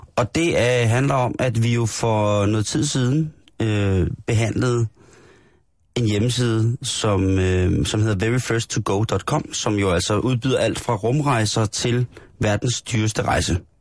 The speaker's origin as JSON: {"language": "Danish", "country": "Denmark", "said": "som dansker jo selvfølgelig er, er man meget stolt af det"}